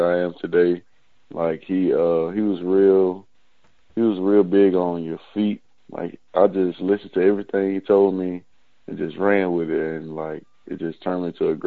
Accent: Alabama, United States; me growing up in Alabama

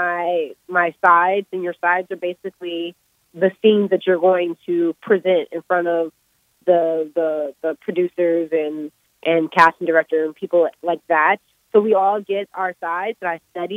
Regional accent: Maryland, United States; my childhood in Maryland

